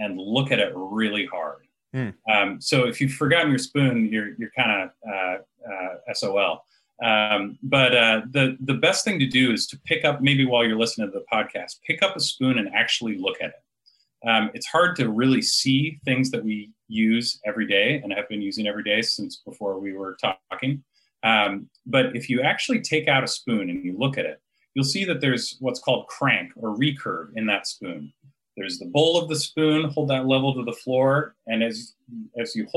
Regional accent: Eugene, Oregon, United States; moved away as an adult; also born or lived in East Coast; I grew up in Eugene, Oregon.

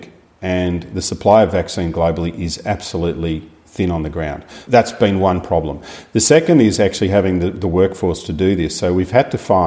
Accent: Longerenong, Victoria, Australia; also born or lived in Horsham; I grew up in Longronong

